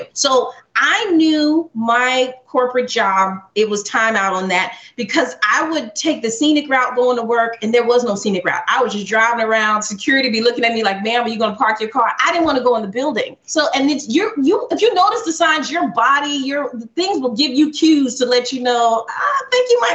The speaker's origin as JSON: {"language": "English", "region": "Alabama", "country": "United States", "tie": "born or raised there", "said": "my dad is Jamaican, my mom is from Trinidad, and we grew up in Alabama. So that is a culture clash of Southern and Caribbean."}